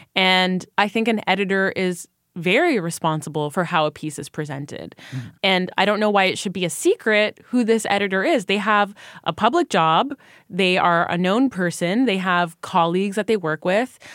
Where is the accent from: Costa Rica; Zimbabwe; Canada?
Canada; I am Canadian. Currently, I mostly work in the United States